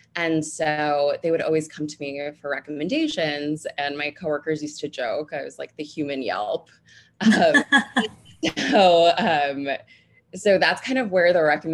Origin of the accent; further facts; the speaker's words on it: New Jersey, United States; moved away as an adult; now in New York City, United States; I'm originally from New Jersey, so not too far outside of the city